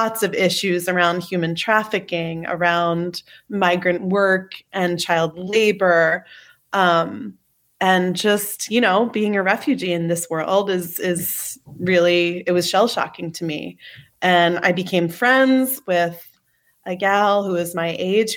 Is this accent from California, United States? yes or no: no; New Jersey, United States; I'm from New Jersey. I grew up going to public school